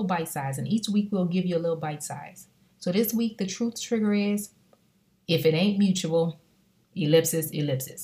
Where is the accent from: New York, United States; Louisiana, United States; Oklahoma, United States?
Louisiana, United States; New Orleans; I'm from New Orleans, born and raised